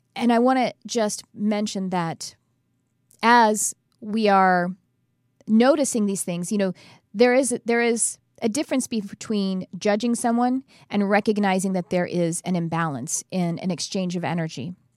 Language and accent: English; Texas, United States; growing up in Texas as white trash